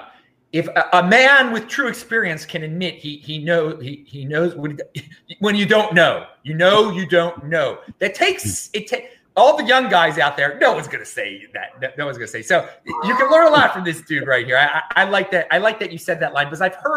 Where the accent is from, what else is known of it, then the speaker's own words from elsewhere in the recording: United States; I'm an American.